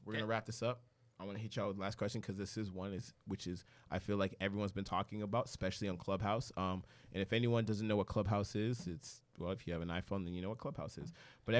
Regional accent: Edmonton, Alberta, Canada; moved away as an adult; I came from Edmonton, Alberta. I came here.

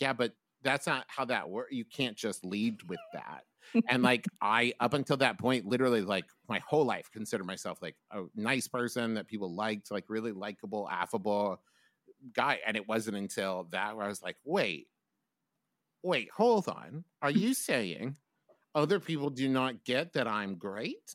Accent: West Virginia, United States; moved away as an adult; also born or lived in Oklahoma; I was from West Virginia

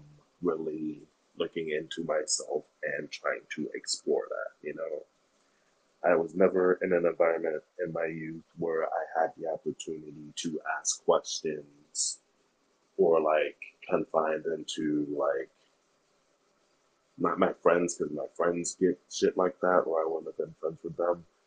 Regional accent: Fresno, California, United States; also born or lived in Oakland, California; now in Sacramento, United States; I was born in Oakland, California, and I now live in Sacramento, but between those two points, I lived in Fresno, California

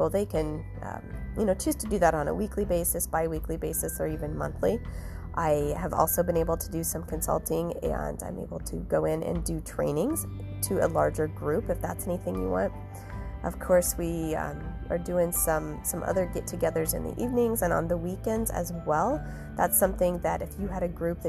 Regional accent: Ottumwa, Iowa, United States; also born or lived in Gary, Indiana / Cedar Rapids, Iowa; I'm from a farm in southeastern Iowa. I went to, you know, all through school down there.

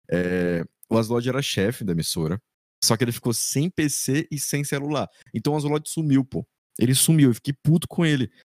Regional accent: Maranhão, Brazil; eu tenho 21 anos, sou maranhense com orgulho

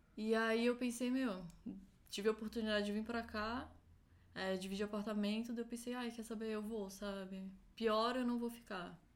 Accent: Florianópolis, Santa Catarina, Brazil; moved away as an adult; now in São Paulo, Brazil; Eu nasci em Florianópolis, cresci lá, morei um tempo em São Paulo

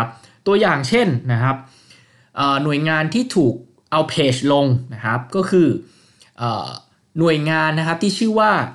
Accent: Thailand

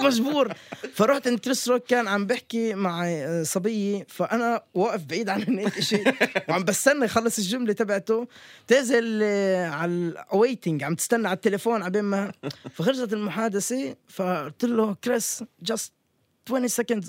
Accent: Palestine; وأنا فلسطيني

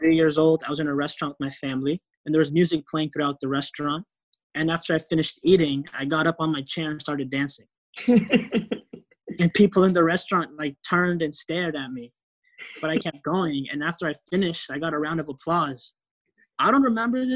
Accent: Euless, Texas, United States; also born or lived in Kisumu, Kenya / Los Angeles, California; I grew up in Euless, Texas.

